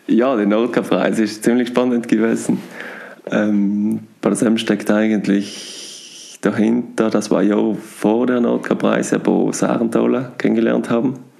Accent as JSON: {"language": "German", "area": "South Tyrol", "region": "Trentino-Alto Adige", "country": "Italy", "tie": "born or raised there", "said": "durch Südtirol, durch meine Heimat"}